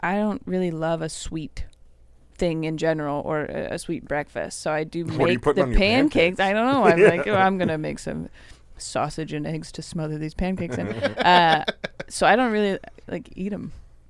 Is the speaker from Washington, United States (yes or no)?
yes; Renton, Washington, United States; I am from Renton.